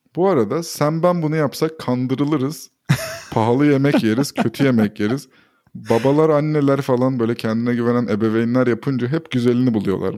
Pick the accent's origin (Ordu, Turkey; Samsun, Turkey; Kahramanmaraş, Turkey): Ordu, Turkey; moved away; Ben de Orduluyum.